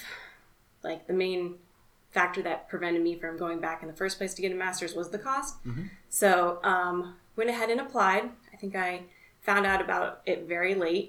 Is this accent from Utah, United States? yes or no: no; Arizona, United States; So I'm from Arizona, born and raised here, been here my whole life.